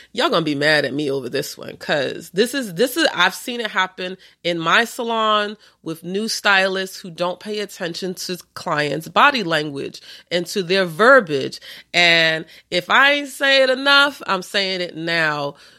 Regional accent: New York, United States; I'm from New York

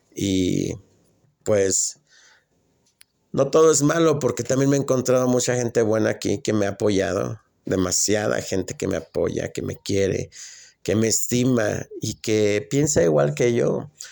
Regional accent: Mexico; moved away; also born or lived in Atlanta, Georgia, United States; soy mexicano

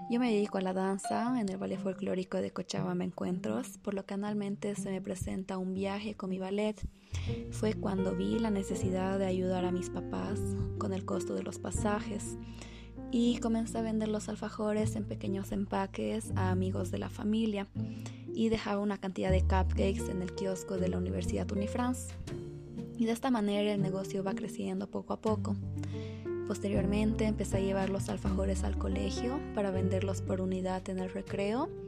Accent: Belgium; born there; Yo nací en Bélgica y por eso considero a estos dos países muy importantes en mi vida.

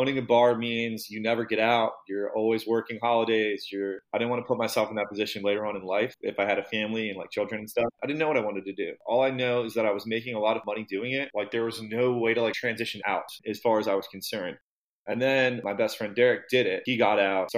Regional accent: Catonsville, Maryland, United States; moved away as an adult; also born or lived in Baltimore, United States; now in Sarasota, United States; I was born and raised in Catonsville

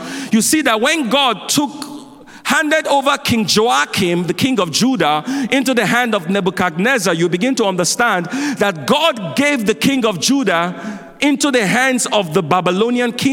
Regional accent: Nigeria; now in United States; I grew up in Nigeria

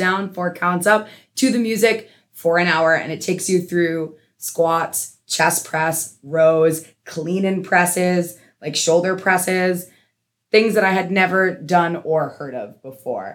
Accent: Massachusetts, United States; I grew up in Massachusetts

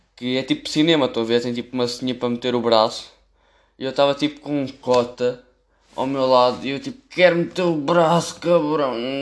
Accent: Amadora, Lisbon, Portugal; eu sou da Amadora

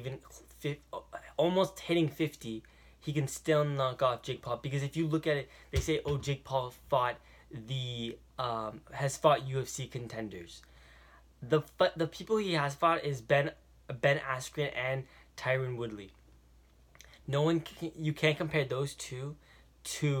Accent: Toronto, Ontario, Canada; I am from Toronto, Canada

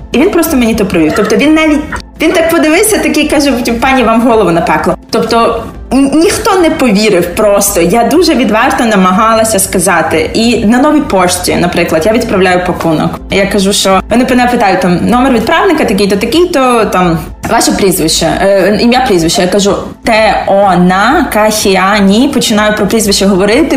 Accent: Tbilisi, Georgia; moved away as an adult; now in Kyiv, Ukraine; Я народжена в Грузії

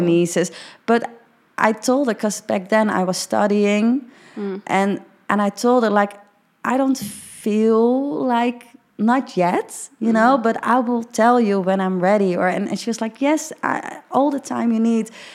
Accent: Netherlands; i'm dutch as hell

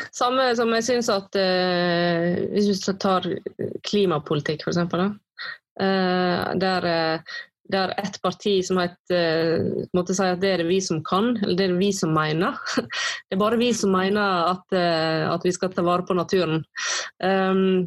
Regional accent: Western Norway, Norway; also born or lived in Oslo; jeg da flytta tilbake igjen til Vestlandet, så så jeg på en helt annen måte på den naturen som var rundt meg, som jeg var vokst opp med

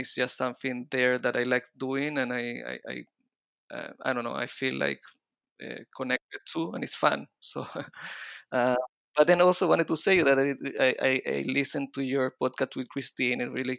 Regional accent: Chile; accent: mix of Israeli and Latin American Spanish; also born or lived in Israel; But then I moved to Chile when I was four. So my accent is mixing up a little bit of the Israeli accent and the Latin American Spanish accent.

